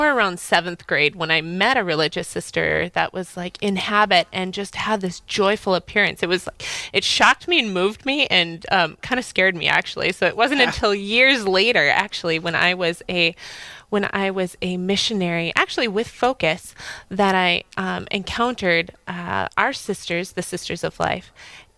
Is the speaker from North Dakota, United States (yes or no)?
yes; Fargo, North Dakota, United States; moved away as an adult; also born or lived in Moorhead, Minnesota / Manhattan, New York; now in New York, United States; I'm originally from Fargo. I grew up here.